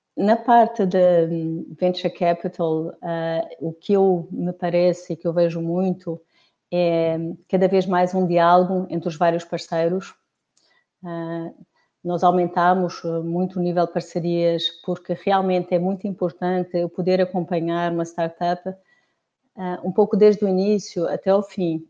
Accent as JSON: {"language": "Portuguese", "country": "Portugal", "said": "eu sou portuguesa"}